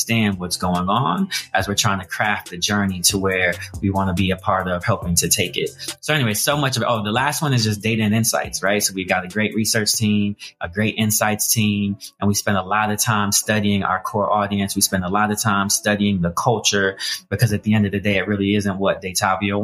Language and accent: English; Colorado, United States; I grew up in Colorado, single parent household